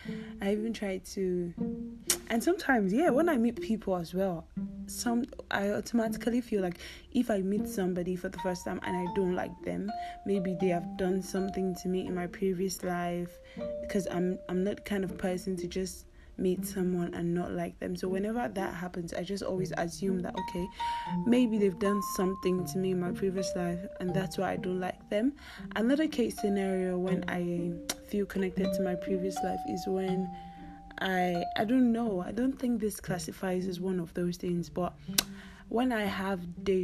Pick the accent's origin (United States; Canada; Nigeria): Nigeria; I'm a Nigerian weirdo